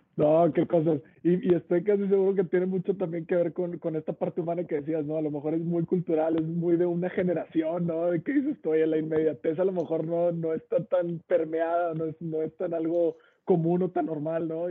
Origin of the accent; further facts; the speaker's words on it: Mexico; como mexicanos